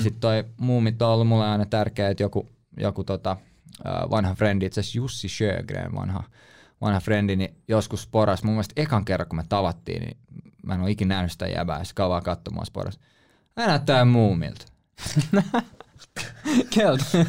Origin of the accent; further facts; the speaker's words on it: Helsinki, Uusimaa, Finland; Mä sanoin, "Suomesta, Helsinki."